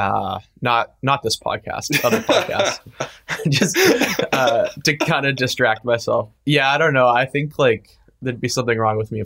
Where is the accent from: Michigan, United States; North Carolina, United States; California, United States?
California, United States; San Francisco; I grew up in San Francisco.